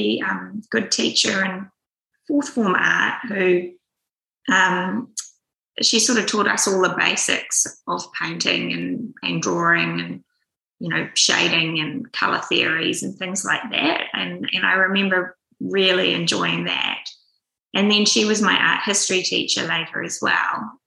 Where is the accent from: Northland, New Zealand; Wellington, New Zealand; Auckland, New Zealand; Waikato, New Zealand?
Auckland, New Zealand; I was born here in Auckland and grew up on the North Shore